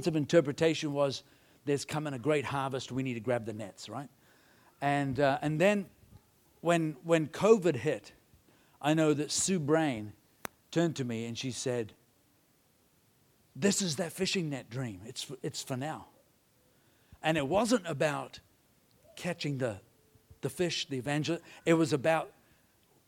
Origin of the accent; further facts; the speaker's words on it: India; I was brought up in India